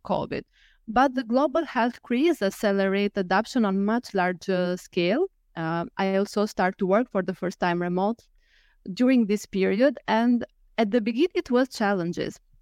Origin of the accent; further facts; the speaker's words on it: Albania; moved away as an adult; now in Lisbon, Portugal; I'm from Albania, and currently I live in Lisbon.